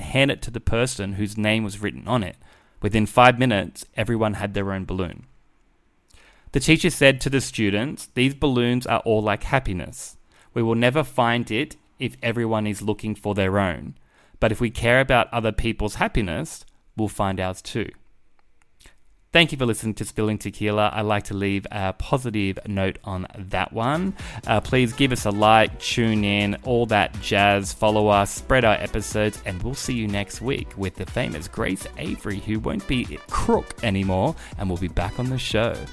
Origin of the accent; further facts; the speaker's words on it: Australia; I'm Australian